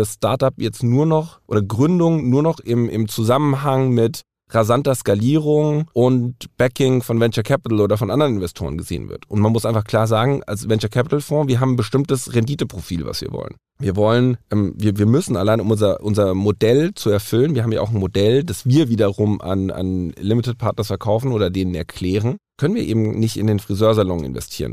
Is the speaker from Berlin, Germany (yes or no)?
no; Frankfurt, Hesse, Germany; ich bin Frankfurter Bub